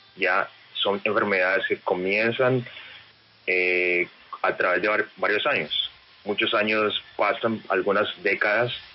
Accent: Cali, Valle del Cauca, Colombia; estando en Cali y con la influencia de los equipos de Cali, creciendo en Cali

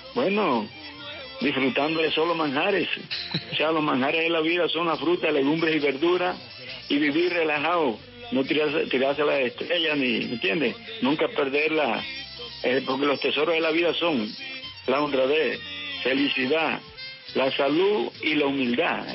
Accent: Valledupar, Cesar, Colombia; moved away; also born or lived in Barranquilla; Me inicié en Valledupar, allá en el barrio obrero, al lado de … y …. Siendo unos muchachitos

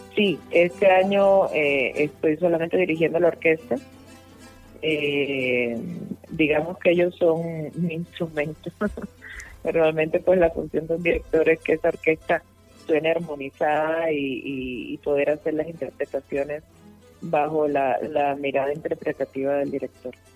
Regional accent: Cuba; moved away as an adult; also born or lived in Barcelona, Spain / Bogotá, Colombia / Popayán, Colombia; now in Cali, Colombia; Yo soy nacida en Cuba, terminé pues, mis estudios en España y vine aquí a Bogotá por temas de trabajo

